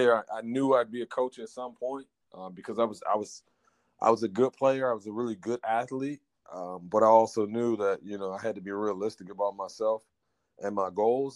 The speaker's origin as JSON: {"language": "English", "town": "Washington", "region": "District of Columbia", "country": "United States", "tie": "born or raised there", "said": "Born and raised in the Washington, D.C."}